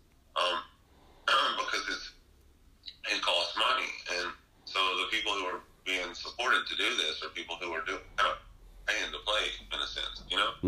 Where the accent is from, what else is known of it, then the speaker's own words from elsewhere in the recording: North Mississippi, United States; moved away; also born or lived in Memphis, Tennessee; I grew up with in North Mississippi